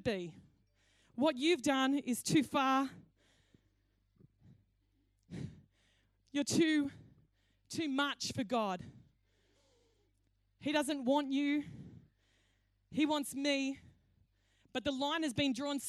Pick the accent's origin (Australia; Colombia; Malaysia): Australia; Cowra, New South Wales; When I grew up in Cowra, it was a great day when KFC came to town